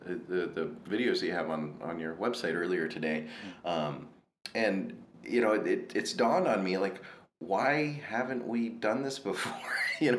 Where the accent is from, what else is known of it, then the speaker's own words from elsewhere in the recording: Ohio, United States; in my home state of Ohio.